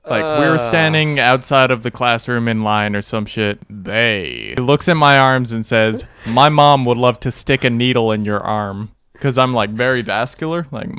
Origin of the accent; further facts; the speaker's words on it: United States; also born or lived in Northern Ireland / Washington State; Yeah, like, I moved out of Ireland when I was, like, 2 years old. Like, family moved back to America. So, I've been living in America my whole life. No memories from Ireland.